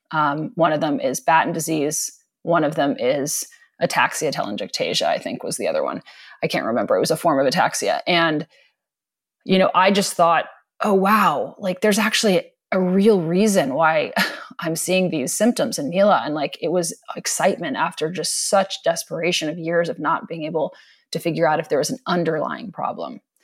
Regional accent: East Coast, United States; moved away; I grew up on the East Coast

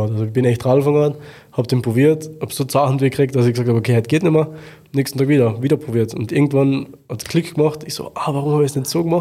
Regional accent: Klagenfurt, Carinthia, Austria; Also in meiner Heimatstadt habe ich im Wörthersee Stadion in im Wahrzeichen für, also eines der Wahrzeichen für Klagenfurt eine Show fahren dürfen

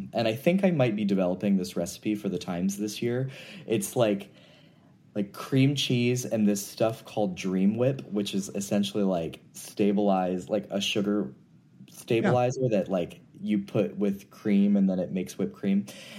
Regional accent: the South, United States; growing up in the South, in a, you know, pretty religious family.

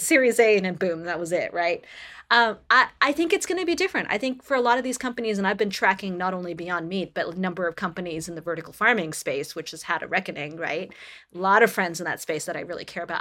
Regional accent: Canada; I come from Canada

